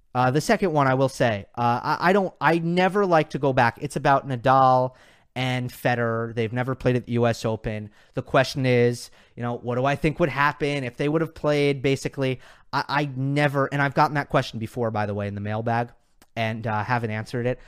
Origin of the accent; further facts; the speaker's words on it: New York, United States; I'm a New Yorker